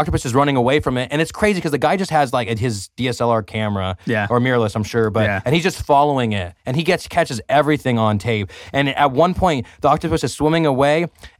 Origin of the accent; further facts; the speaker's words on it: California, United States; maybe I'm from the Central Valley and it's from the Central Valley that maybe that's why.